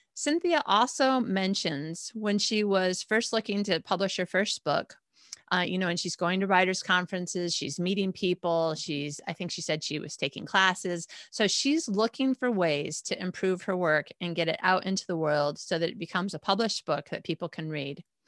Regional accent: Michigan, United States; moved away as an adult; also born or lived in Indiana / Chicago; now in Malmö, Sweden; I've lived in Michigan my whole life. I was born in Indiana, then Chicago by the time I was five. We moved to Michigan, and I lived there until, uh, John and I got married

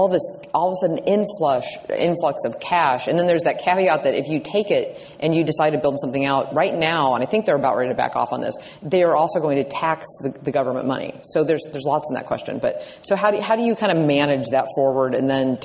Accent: Nebraska, United States; I'm from Nebraska. I came from an area that's actually fiber dense

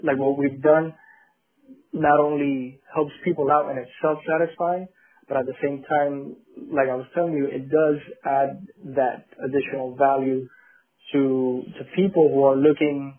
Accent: Colombia; now in Miami, United States; we are from Colombia in South America

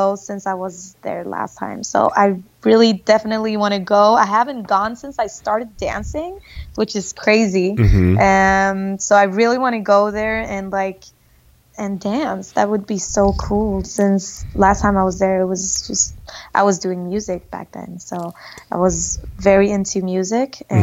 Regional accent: Stockholm, Stockholm County, Sweden; I was born and raised in Sweden, Stockholm, aka IKEA land

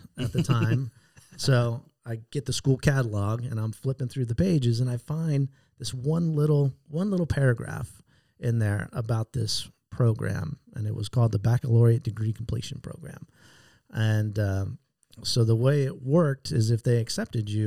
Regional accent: San Diego, California, United States; Born and raised in San Diego

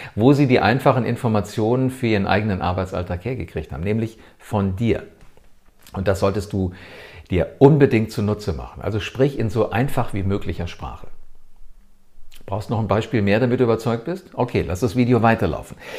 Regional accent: Germany; Hier bei uns in Deutschland

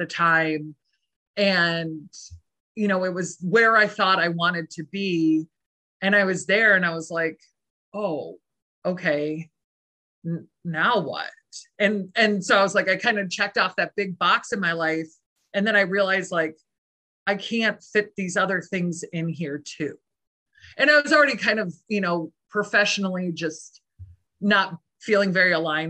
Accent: Michigan, United States; also born or lived in Boston; I'm from Michigan originally

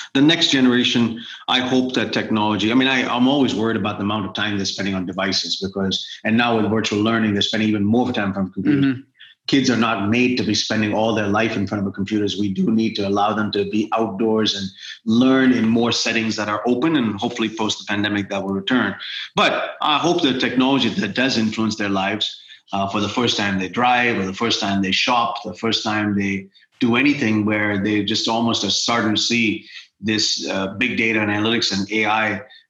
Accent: India; now in United States; as an American, because that's who I'm a citizen of the United States now, but also as an Indian

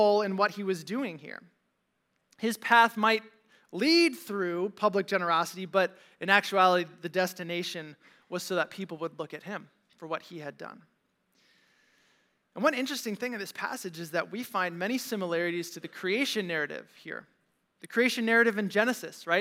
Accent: Valparaiso, Indiana, United States; my friends from Valpo High

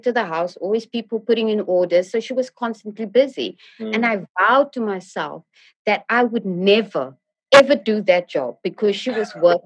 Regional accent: Cape Town, Western Cape, South Africa; moved away; also born or lived in Johannesburg / Bosmont, Johannesburg / London; growing up in South Africa, specifically more in Cape Town, born in Joburg, grew up in Cape Town

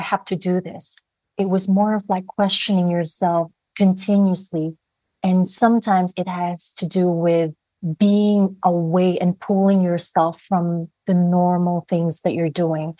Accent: Philippines; growing up in the Philippines, and when I was growing up, I was a student journalist

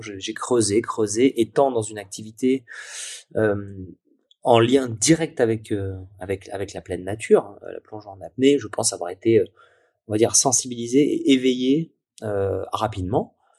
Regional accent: Nice, Provence-Alpes-Côte d'Azur, France; juste à côté de chez moi, à Nice

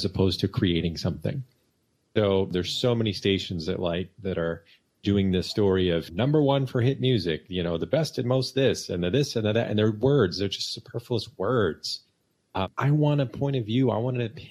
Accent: Michigan, United States; I grew up in Michigan.

